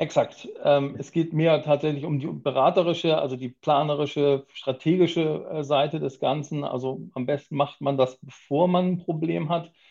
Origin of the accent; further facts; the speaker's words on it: Hamburg, Germany; Ganz klassisch komme ich nicht aus Japan, aus Hamburg tatsächlich. Ich bin Hamburger Urgestein